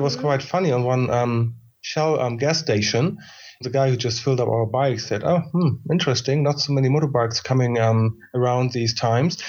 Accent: Germany; I'm coming also from Germany

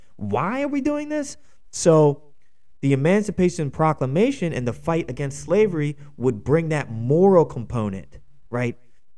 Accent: Pennsylvania, United States; Pennsylvania, my home state

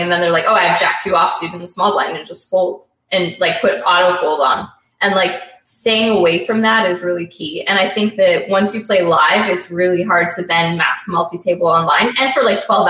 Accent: Canada; being Canadian

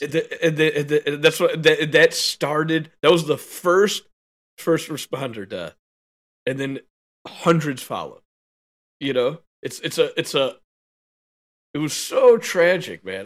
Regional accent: United States; As an American

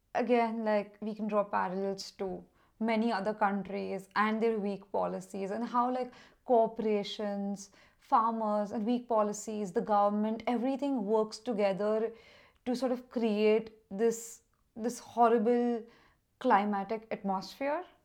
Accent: Mumbai, Maharashtra, India; my own country, which is India, of course. And I'm from Mumbai

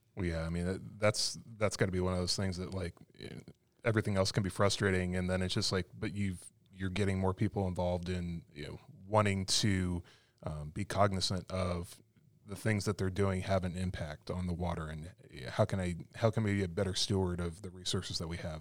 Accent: Arizona, United States; now in North Carolina, United States; I grew up in Arizona

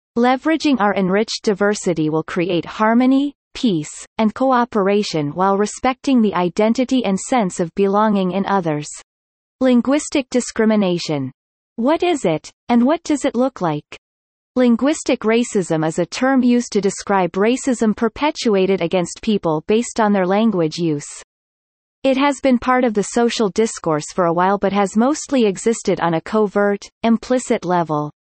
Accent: Dubai, United Arab Emirates; first language English; moved away; also born or lived in United States; Though I didn't grow up in India, I was born and raised in Dubai

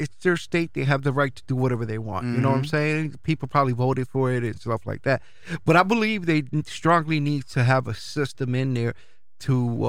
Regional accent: New York City, New York, United States; now in Springfield, United States; It's like me being Puerto Rican, but I'm from Brooklyn.

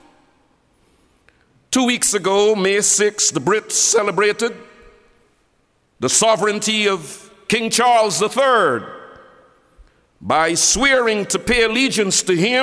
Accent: Guyana; I'm from Guyana

